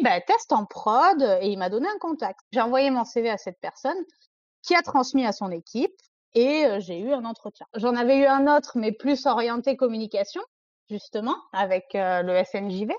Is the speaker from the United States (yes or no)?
no; Provence-Alpes-Côte d'Azur, France; moved away as an adult; also born or lived in Paris region; je suis une jeune femme de presque 30 ans qui vient de la région PACA, donc euh, le sud de la France.